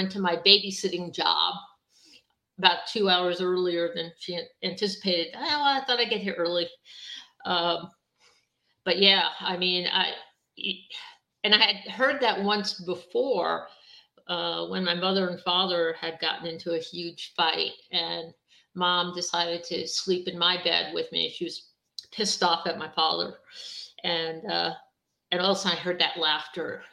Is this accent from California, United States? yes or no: no; Long Island, New York, United States; I grew up on Long Island